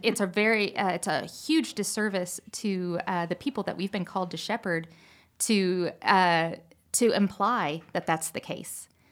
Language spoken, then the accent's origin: English; Pacific Northwest, United States; I grew up in the Pacific Northwest